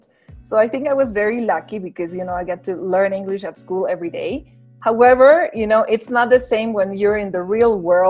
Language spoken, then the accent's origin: English; La Paz, Bolivia; English is a second language; I'm from La Paz, Bolivia